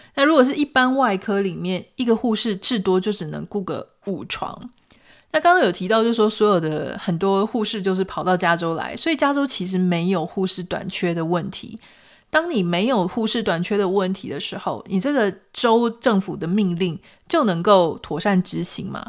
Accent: Pingtung County, Taiwan; moved away as an adult; also born or lived in Taipei; now in United States; 在我十八岁开始出去念大学啊、研究所、出去工作之后，其实我就已经没有机会回到屏东我的家乡去住很长一段时间

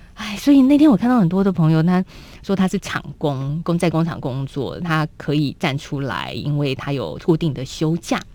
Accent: Taiwan; 我们台湾人在过年

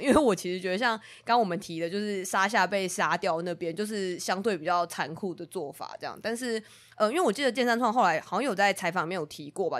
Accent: Taiwan; 我们是台湾人

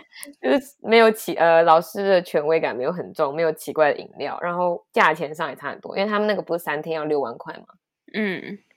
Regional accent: Taiwan; 身为台湾人

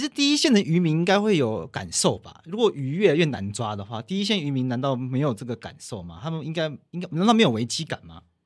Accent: Taiwan; 海洋到底对我们台湾人来说有多重要

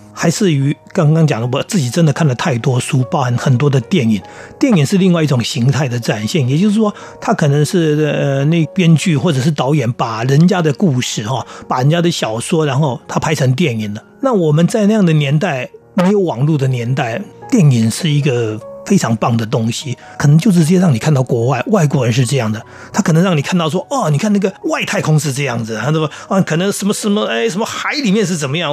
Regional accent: seaside by the Yin Yang Sea, New Taipei, Taiwan; 我从小在海边长大，嗯。我们家旁边就是海嘛。 那我们那片海其实就是很早就受到污染，因为钛金公司采矿的关系，嗯。所以我们那边就产生了一个海湾叫阴阳海

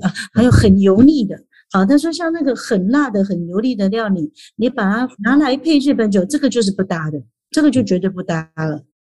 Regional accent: Taiwan; 我们台湾人

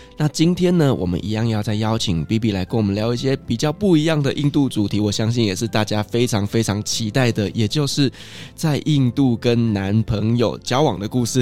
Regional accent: Taiwan; also born or lived in Qatar; 我们台湾人

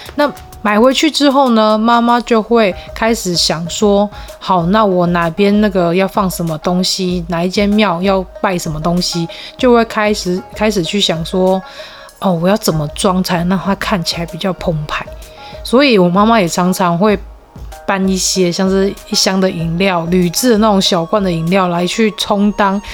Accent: Tainan, Taiwan; moved away as an adult; now in northern Taiwan; 来自台南

